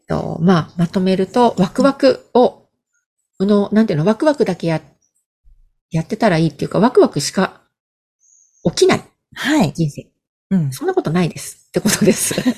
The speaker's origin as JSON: {"language": "Japanese", "region": "Hokkaido", "country": "Japan", "moved": "as an adult", "said": "北海道の田舎から出てきた"}